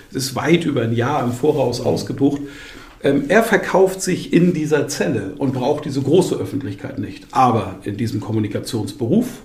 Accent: Bamberg, Bavaria, Germany; Ich moderiere seit vielen Jahren Volksfeste in, in Bamberg, in meiner Heimatstadt

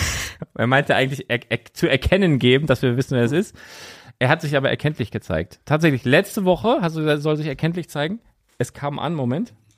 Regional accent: Lüneburg, Lower Saxony, Germany; also born or lived in Bardowick; ich bin ja in Lüneburg geboren und habe dann von 0 bis 5 hier in Badewig in einem ganz alten Haus gewohnt

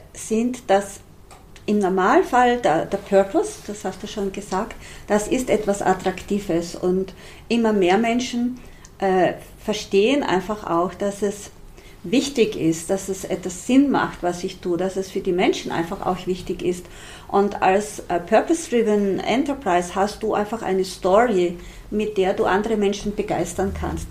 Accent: Styrian border region, Austria; Eine kleine, kleinbäuerliche Familie in einer steirischen Grenzregion. Wir waren wirklich so im hintersten Winkel, im hintersten Tal. Und dort, wo ich aufgewachsen bin, da gab es nichts

